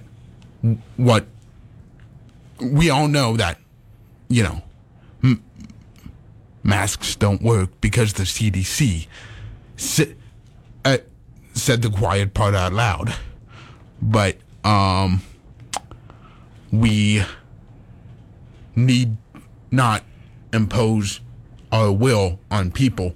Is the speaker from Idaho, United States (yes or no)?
yes; Caldwell, Idaho, United States; I am from Caldwell, Idaho, and I live in Canyon County